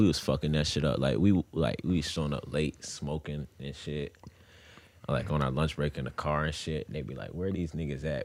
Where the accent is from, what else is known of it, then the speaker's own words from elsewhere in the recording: Grafton, Virginia, United States; also born or lived in Tampa, Florida; I came down here when I was mad young